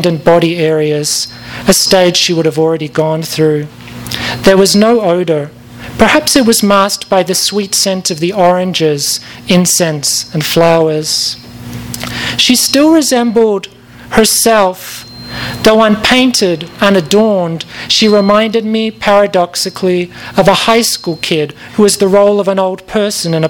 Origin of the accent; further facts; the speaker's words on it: Perth, Western Australia, Australia; moved away as an adult; also born or lived in London, United Kingdom; now in Los Angeles, United States; I left Perth in 1994. I'm from Perth in Western Australia, and then I moved to London, and then I moved here.